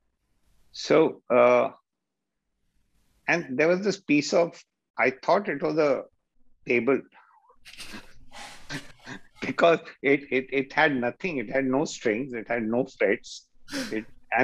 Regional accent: Delhi, India; That's where I grew up in Old Delhi

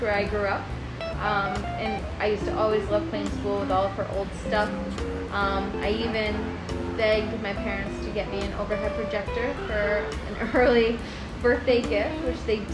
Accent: Cicero, New York, United States; now in New York City, United States; although I live in New York City right now, I grew up upstate in Syracuse, so a little town called Cicero

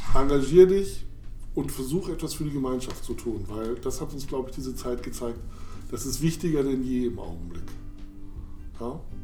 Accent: Weserbergland, near Holzminden, Lower Saxony, Germany; also born or lived in Hamburg / Mainz / Oelde; now in Hannover, Germany; Ich bin aufgewachsen im Weserbergland in der Nähe von Holzminden

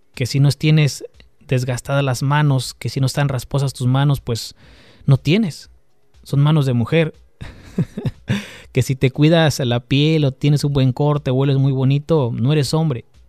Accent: Mexico; Los que crecimos en México

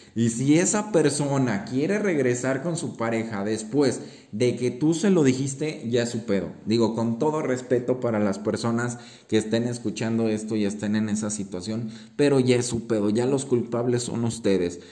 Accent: Mexico; como mexicanos o latinos creo que tenemos el fuego y la fiesta en la sangre

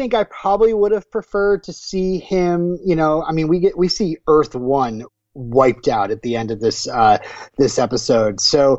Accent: Vermont, United States; I'm from Vermont.

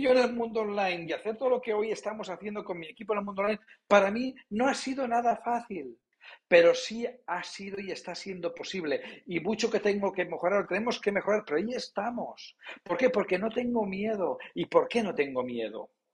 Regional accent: Palamós, Catalonia, Spain; soy de la costa, nací en Palamos, en la Costa Brava

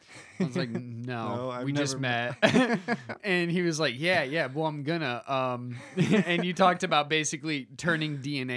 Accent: Michigan, United States; But that's just like Michigan where I grew up in Michigan.

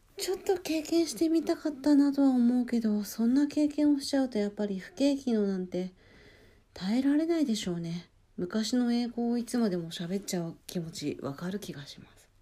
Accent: Hokkaido, Japan; now in Kanagawa, Japan; 私北海道出身で

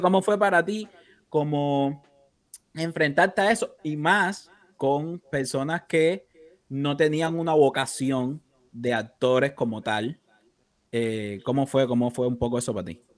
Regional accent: Cuba; como decimos en cubano

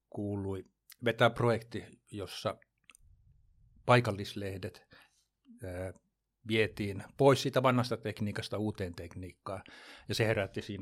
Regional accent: Jakobstad, Ostrobothnia, Finland; moved away as an adult; now in Jämsänkoski, Finland; Mä oon kotoisin, kotoisin niin tuolta, tuolta ruotsinkieliseltä Pohjanmaalta Pietarsaaresta, eli siellä käynyt kaikki kouluni, ylioppilaaksi kirjoittanut

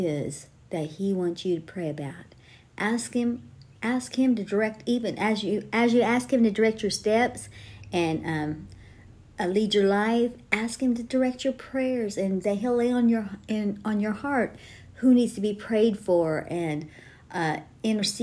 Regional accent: Terre Haute, Indiana, United States; I grew up in Terre Haute, Indiana, the name of the church that we attended was King's Highway Tabernacle

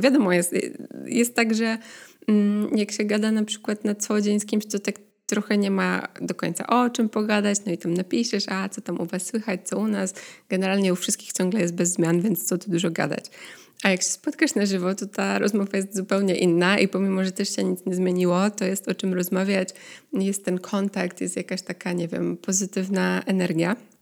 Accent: Poland; now in Netherlands; pochodzę z Polski

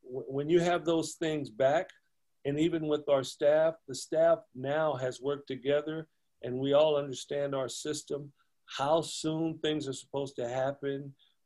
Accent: Compton, California, United States; I grew up in Compton here locally.

